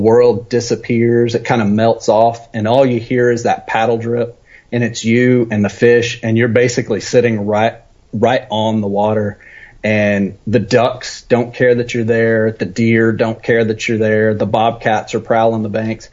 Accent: West Texas, United States; So I grew up in West Texas, out that direction.

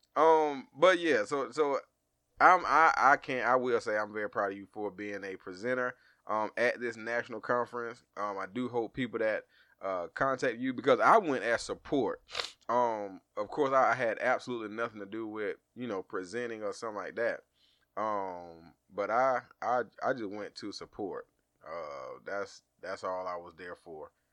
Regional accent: Georgia, United States; we from Georgia

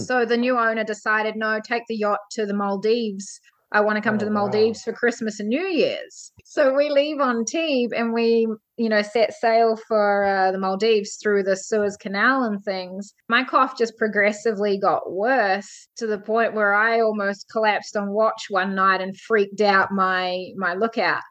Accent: New Zealand; I'm from New Zealand. I grew up on a farm.

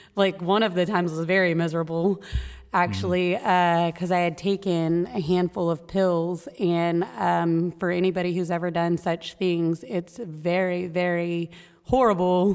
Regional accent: Texas, United States; moved away as an adult; now in Maine, United States; I was born in Texas. Uh, I spent most of my childhood in Texas.

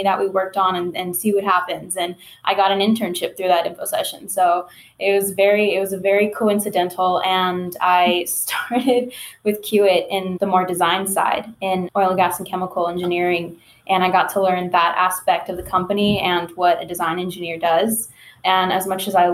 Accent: Houston, Texas, United States; I am a Houstonian, born and raised in Houston, Texas.

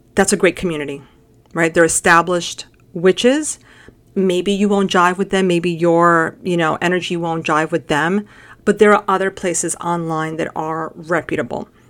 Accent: United States; we're American

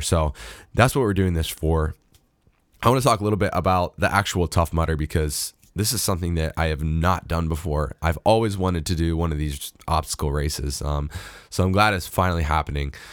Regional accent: United States; as an American

